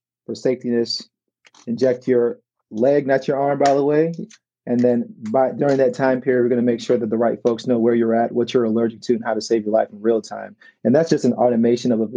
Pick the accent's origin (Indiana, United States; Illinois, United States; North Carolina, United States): Illinois, United States; Chicago; moved away as an adult; now in Detroit, United States; I currently live in Detroit, Michigan, where our company is based. I'm from Chicago, Illinois